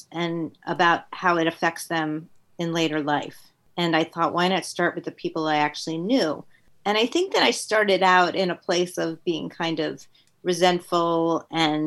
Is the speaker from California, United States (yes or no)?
no; Westchester, New York, United States; also born or lived in Queens, New York; I went to school in Westchester, New York